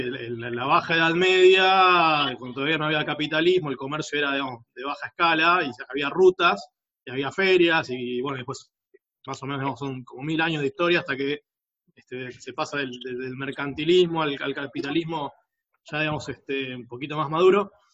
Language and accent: Spanish; Buenos Aires, Argentina; Yo nací en un hogar de clase media, que en, este, en a fines de los 80 estaba por caer de, la clase media, literal. Y a un colegio privado, que para un país este, como Argentina, para una ciudad como Buenos Aires